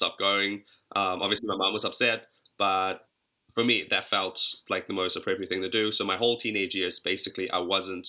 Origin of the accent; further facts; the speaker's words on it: Auckland, New Zealand; also born or lived in Johannesburg, South Africa; I was born in South Africa, in Joburg, but I grew up basically my whole life in New Zealand.